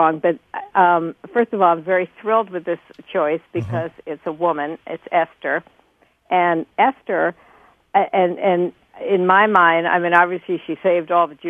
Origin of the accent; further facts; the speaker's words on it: New York City, New York, United States; I grew up in New York City, and I went to a Harlem church in 1962